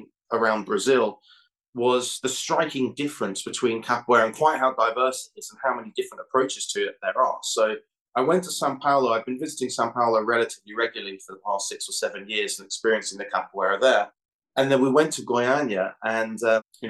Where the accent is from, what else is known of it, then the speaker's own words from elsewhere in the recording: London, United Kingdom; I grew up in London.